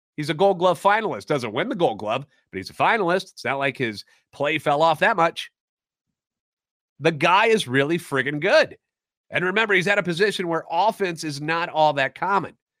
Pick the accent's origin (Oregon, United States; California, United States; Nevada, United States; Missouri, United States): Missouri, United States; St. Louis; Born and raised in Saint Louis and a lifetime Cardinals fan